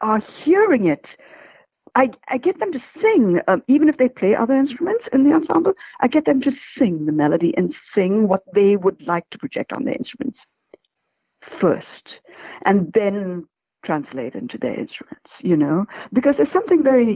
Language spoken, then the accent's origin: English; India; I'm from India